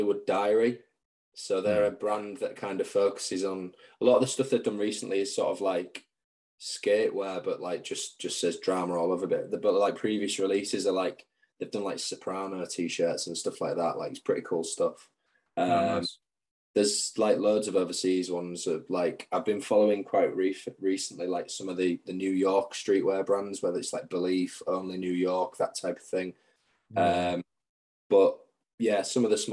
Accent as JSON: {"language": "English", "town": "Hull", "region": "Yorkshire and the Humber", "country": "United Kingdom", "moved": "yes", "lives_now": "Manchester, United Kingdom", "said": "I just go home to like visit family and friends. I only go from Manchester to Hull"}